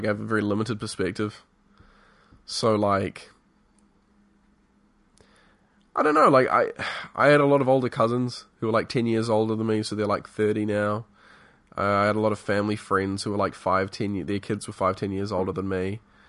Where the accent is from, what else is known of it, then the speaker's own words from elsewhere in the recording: England, United Kingdom; And so we even though we're like came from England, we say a lot of things in the same way and manner that like the Americans do.